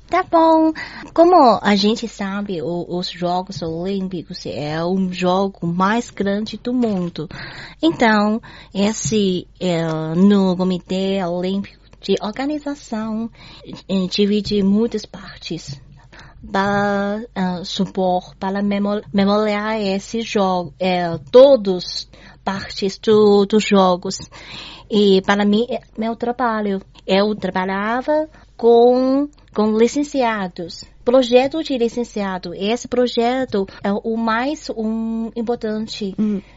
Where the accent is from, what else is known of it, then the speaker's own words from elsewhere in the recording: Beijing, China; Portuguese is a second language; moved away as an adult; also born or lived in Rio de Janeiro, Brazil; Sou de Beijing